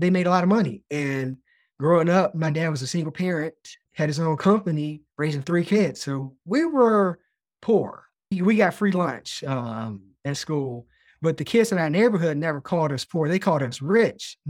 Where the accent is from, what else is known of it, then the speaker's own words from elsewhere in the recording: Lynchburg, Virginia, United States; We grew up in Lynchburg, Virginia.